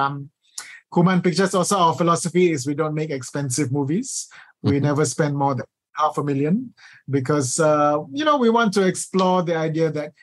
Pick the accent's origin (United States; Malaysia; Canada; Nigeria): Malaysia